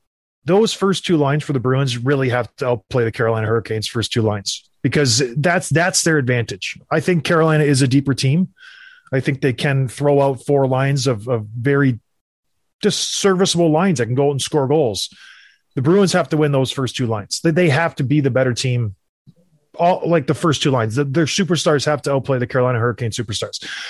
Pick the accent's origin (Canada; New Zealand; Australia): Canada; St. Catharines, Ontario; I grew up in St. Catharines.